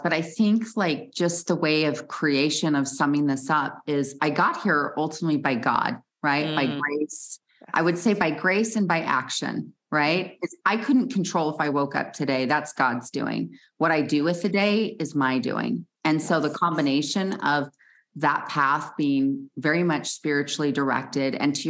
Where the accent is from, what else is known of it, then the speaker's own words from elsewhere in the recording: Salt Lake City, Utah, United States; I grew up in Salt Lake City, Utah, where I'm based